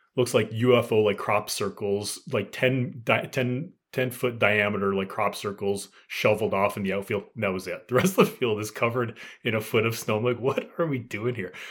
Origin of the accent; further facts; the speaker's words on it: Canada; being Canadian here